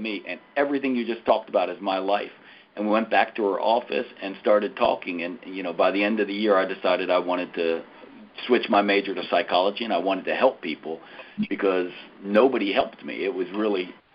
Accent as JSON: {"language": "English", "town": "Wilmington", "region": "Delaware", "country": "United States", "tie": "born or raised there", "moved": "yes", "lives_now": "Nashville, United States", "said": "I was born and raised in Wilmington, Delaware, which is a long ways from Nashville, Tennessee"}